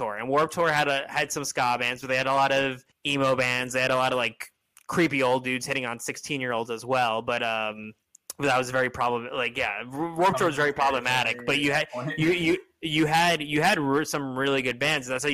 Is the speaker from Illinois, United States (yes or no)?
no; Long Island, New York, United States; now in Queens, United States; I grew up on Long Island, where it was like there was a lot of ska bands in the early 2000s